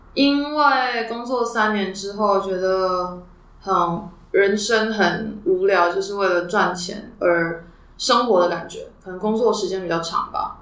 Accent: Taiwan; 那个我们台湾人用中文听其实都听不懂

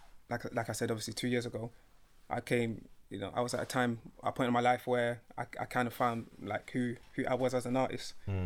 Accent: London, United Kingdom; I'm from South London. I grew up in like a kind of rough environment.

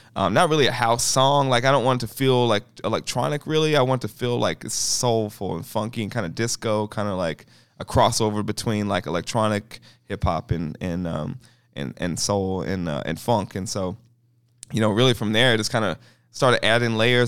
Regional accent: Kansas City, Missouri, United States; I grew up in Kansas City public schools

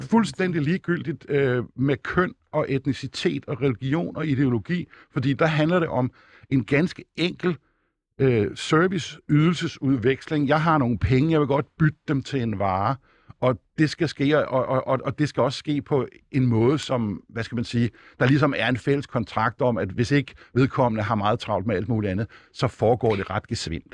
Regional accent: Denmark; jeg blev født her i Danmark, af hvide forældre

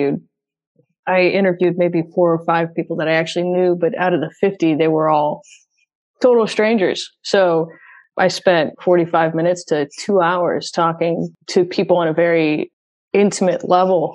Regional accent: St. Louis, Missouri, United States; moved away as an adult; now in Nashville, United States; I'm from St. Louis, and when I was living in St. Louis, I didn't tell anyone I was diabetic. And then I moved to Nashville

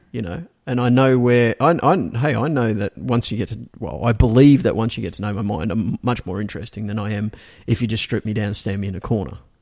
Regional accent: Australia; now in Singapore; I'm an Australian

